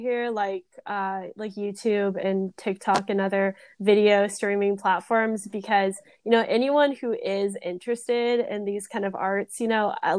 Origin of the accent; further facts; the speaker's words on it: Temecula, California, United States; moved away as an adult; also born or lived in Los Angeles; I went to high school, I grew up around Temecula